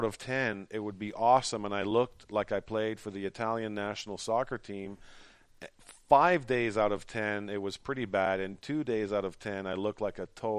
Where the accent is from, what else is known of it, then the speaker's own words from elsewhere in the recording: Ottawa, Ontario, Canada; now in Montreal, Canada; I grew up in Ottawa. I'm a Franco-Ontarian.